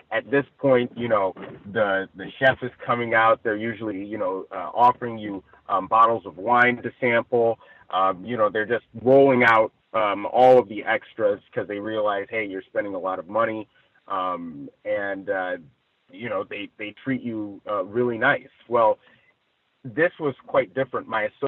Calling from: Ladera Heights, California, United States; I'm reporting from Ladera Heights, I believe.

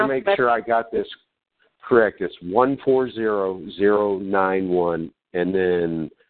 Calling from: Virginia, United States; I'll call from a Southwest Virginia number. That's my home phone.

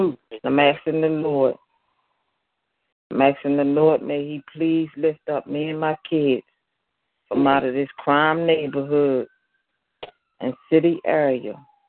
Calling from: Baltimore, Maryland, United States; I'm calling in from Baltimore, Maryland.

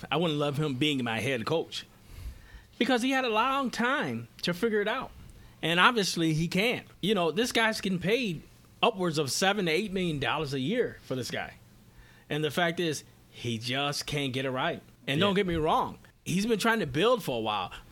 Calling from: Red Hook, New York, United States; Red Hook, New York.

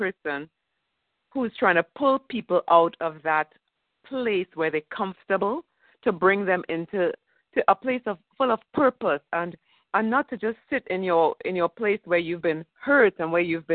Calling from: Florida, United States; I'm calling in from Florida.

